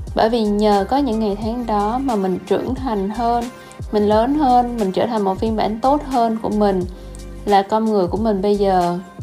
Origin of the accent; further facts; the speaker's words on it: Vietnam; moved away as an adult; now in United States; Mình sinh ra và lớn lên ở Việt Nam. Mình đến Mỹ cũng được 4 năm rồi